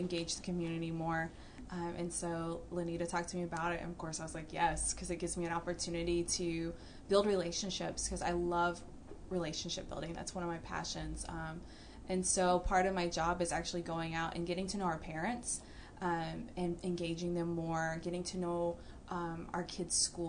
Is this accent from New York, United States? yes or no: no; Georgia, United States; accent: southern drawl; moved away as an adult; now in Texas, United States; I'm from Georgia